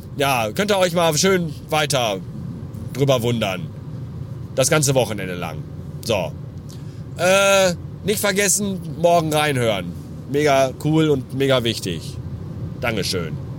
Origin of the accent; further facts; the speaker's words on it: Bottrop, North Rhine-Westphalia, Germany; Bei meiner Heimatstadt